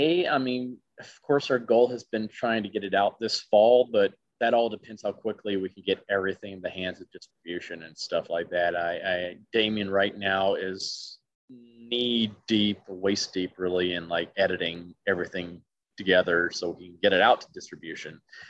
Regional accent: the South, United States; I can just never do, and it's so weird because I'm from the South too. I should automatically be able to do Foghorn Leghorn.

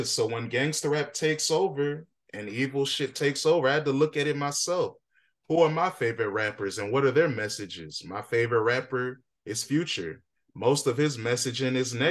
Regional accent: Alexandria, United States; But me, I didn't grow up in that community. I'm from Alexandria

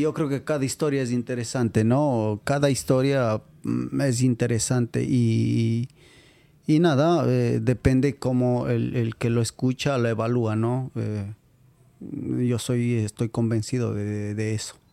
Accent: Riobamba, Chimborazo, Ecuador; moved away as an adult; yo vengo de Riobamba.

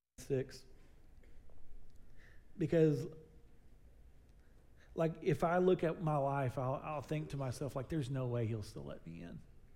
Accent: Southern United States, United States; It's just something we do because we're from the South.

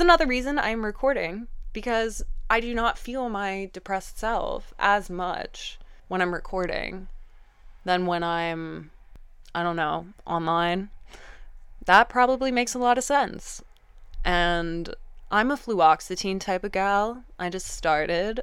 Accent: Vienna, Austria; I grew up in Vienne

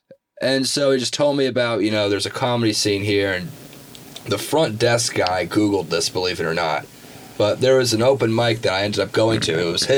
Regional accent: San Jose, California, United States; moved away; So I'm from the San Jose, California area.

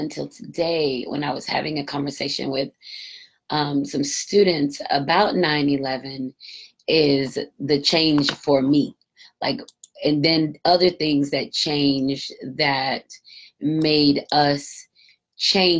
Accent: United States; growing up in America

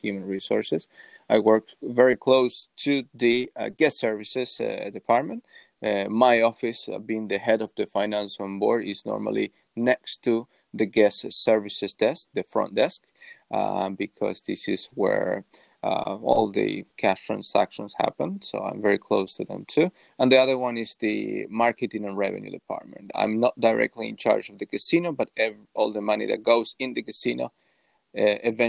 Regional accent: Uruguay; I'm from Uruguay

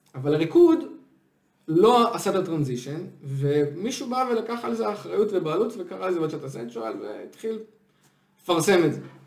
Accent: Israel

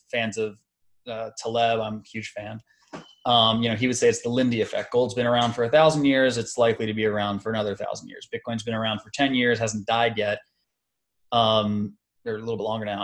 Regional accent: United States; being specifically an American

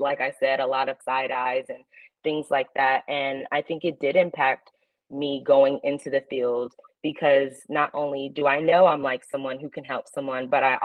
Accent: California, United States; I was born out in California

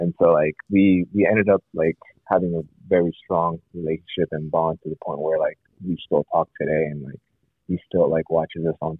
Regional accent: Columbus, Ohio, United States; I grew up in Columbus, Ohio

